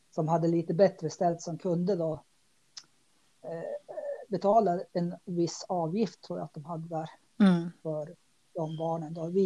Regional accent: Dalarna County, Sweden; Jag växte upp i Dalarna. Eh, och, eh, och så var det lite norr också.

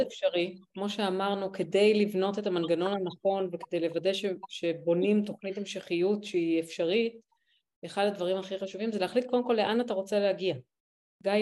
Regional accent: Israel

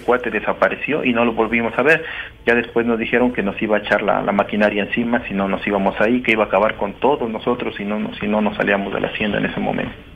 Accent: Dos Ríos, Mexico; de acá de donde yo soy

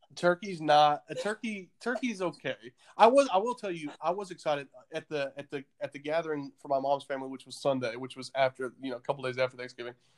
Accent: the South, United States; now in Nashville, United States; you and I grew up in the South

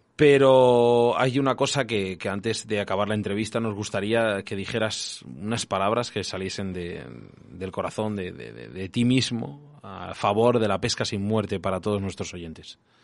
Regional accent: Castile and León, Spain; yo soy de Castilla León

